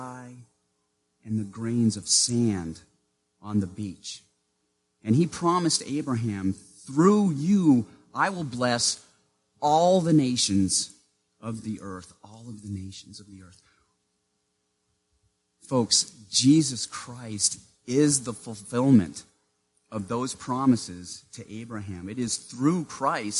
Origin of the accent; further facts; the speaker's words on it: Maine, United States; Growing up in Maine in the small town where I lived, I was what the school district called a walker